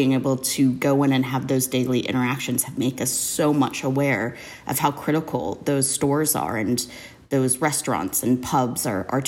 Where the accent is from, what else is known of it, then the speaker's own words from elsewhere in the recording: Southern California, United States; I'm from Southern California